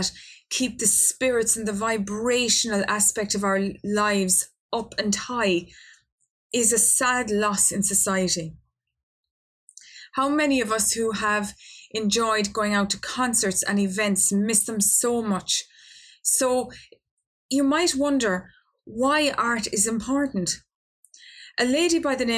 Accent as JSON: {"language": "English", "country": "Ireland", "said": "my home country of Ireland"}